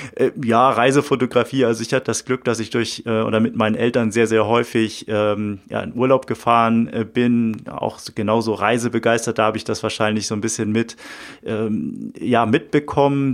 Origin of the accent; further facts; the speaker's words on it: Uetersen, Schleswig-Holstein, Germany; durch meine Heimatstadt, durch Uetersen gelaufen